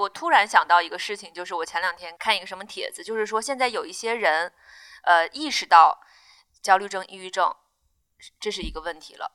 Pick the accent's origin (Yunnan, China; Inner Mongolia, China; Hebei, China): Inner Mongolia, China; moved away as an adult; also born or lived in Zhuhai; now in Beijing, China; 在我们家乡的内蒙的医院